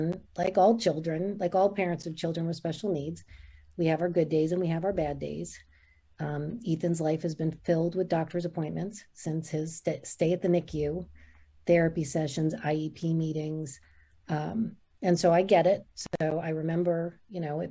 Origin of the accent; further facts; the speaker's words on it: New Jersey, United States; now in Raleigh, United States; I'm originally from New Jersey. I moved to North Carolina in 1991